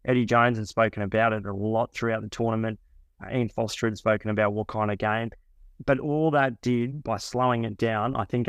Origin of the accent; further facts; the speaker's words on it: New Zealand; So even as a New Zealander